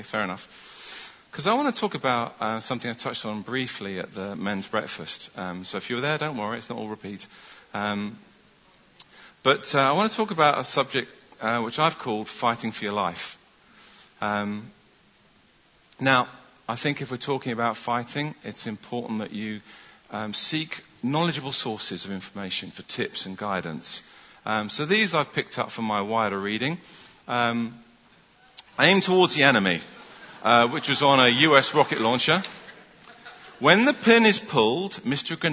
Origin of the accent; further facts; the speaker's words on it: London, United Kingdom; moved away as an adult; also born or lived in Stockport, Greater Manchester / Bramhall, South Manchester; I was born in North London, and in 1985 I went to Manchester to study medicine.